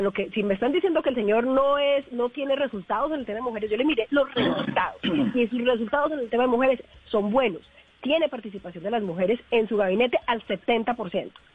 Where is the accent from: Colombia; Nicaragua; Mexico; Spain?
Colombia; Valle del Cauca; yo soy del Valle